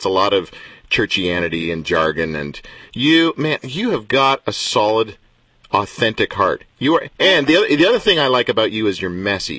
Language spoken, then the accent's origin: English; Canada; I have being a Canadian